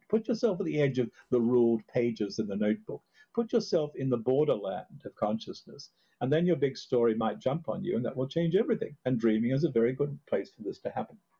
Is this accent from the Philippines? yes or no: no; Australia; now in Hudson Valley, United States; I grew up in Australia